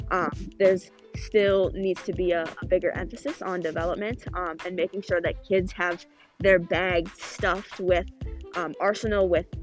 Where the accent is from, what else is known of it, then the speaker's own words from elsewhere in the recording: Minnesota, United States; Yeah, it was pretty quiet.